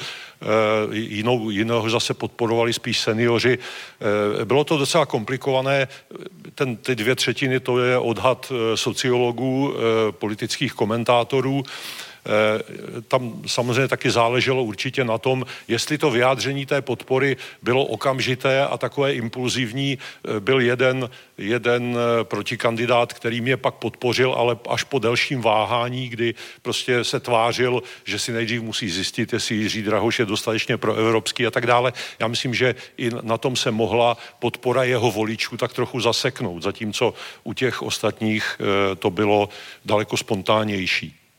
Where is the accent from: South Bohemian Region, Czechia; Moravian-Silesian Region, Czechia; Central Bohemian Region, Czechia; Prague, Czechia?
Moravian-Silesian Region, Czechia; já jsem z Moravskoslezského kraje